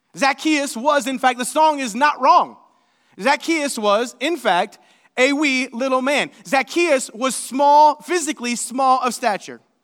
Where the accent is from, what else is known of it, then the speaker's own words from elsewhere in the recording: Seymour, Indiana, United States; I'm from Seymour, Indiana